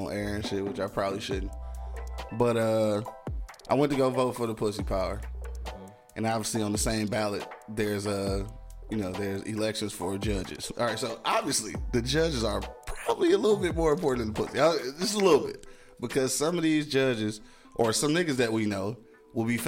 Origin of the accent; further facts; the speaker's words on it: United States; I'm a nigga from America trying to make it